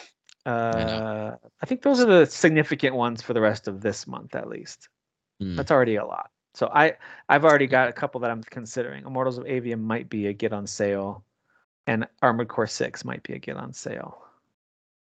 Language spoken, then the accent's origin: English; United States; I'm an American, a dumb American